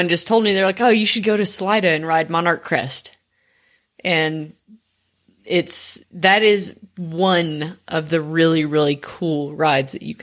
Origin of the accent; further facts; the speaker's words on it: Memphis, Tennessee, United States; Uh, I grew up in Memphis, which is a big city, but it's also not um, it's not at the same time.